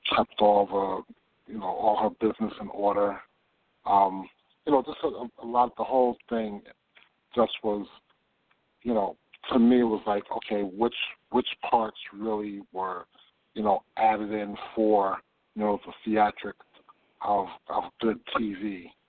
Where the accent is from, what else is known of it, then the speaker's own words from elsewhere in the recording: Hackensack, New Jersey, United States; also born or lived in Harlem, New York; now in Arizona, United States; I'm originally from New Jersey, Hackensack, New Jersey, but I've spent my last 25 years in Harlem